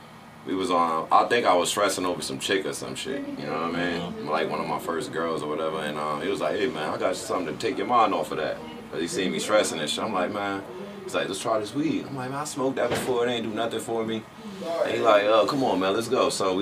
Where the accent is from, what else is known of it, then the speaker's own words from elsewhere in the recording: Orange, New Jersey, United States; I'm from Orange, New Jersey.